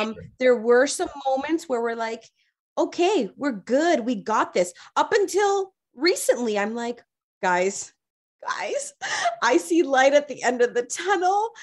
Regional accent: Toronto, Ontario, Canada; I grew up in Rexdale

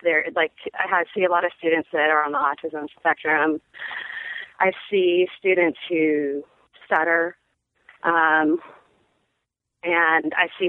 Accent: Seattle, Washington, United States; moved away as an adult; also born or lived in San Francisco / Austin; I grew up in Seattle

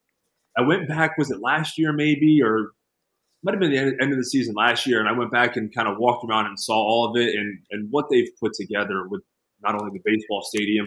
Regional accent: Northeast, United States; I grew up growing up in the Northeast, I'm used to playing in cold weather

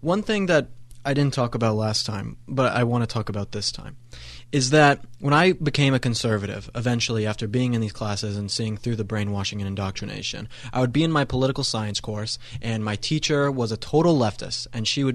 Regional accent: Colorado, United States; where I come from Colorado

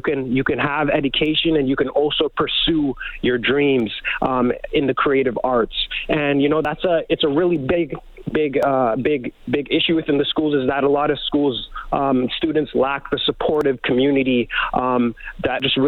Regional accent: Leduc, Alberta, Canada; we grew up in Leduc, Alberta. Leduc, Alberta is our hometown

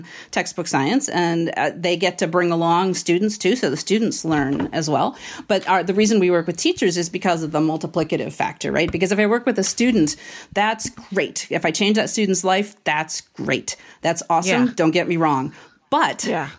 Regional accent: Washington, D.C. area, District of Columbia, United States; I grew up in the Washington, D.C. area where football is king

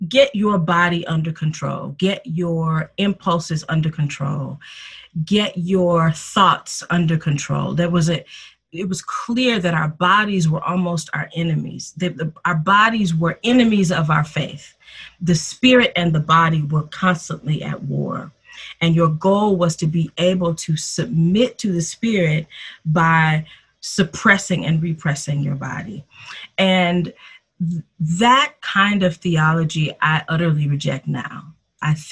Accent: Detroit, Michigan, United States; moved away as an adult; also born or lived in Philadelphia; I was born and raised in Detroit, Michigan

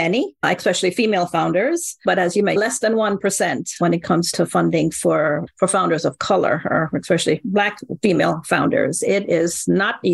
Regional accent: Jamaica; accent: Jamaican; my accent, a Jamaican accent

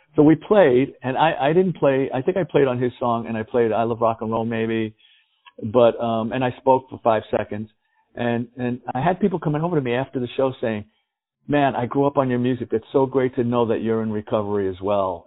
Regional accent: New York City, New York, United States; I grew up in the Bronx

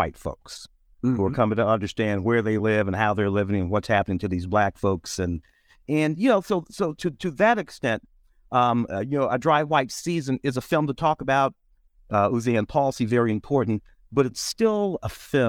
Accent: Tennessee, United States; moved away; also born or lived in St. Louis, Missouri; I was born in Tennessee in 1961

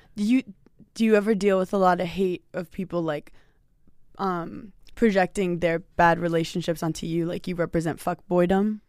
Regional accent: New York, United States; now in Los Angeles, United States; I'm from New York

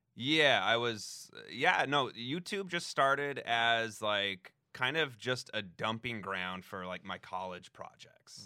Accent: Denver, Colorado, United States; now in Los Angeles, United States; Denver, like, right outside of Denver

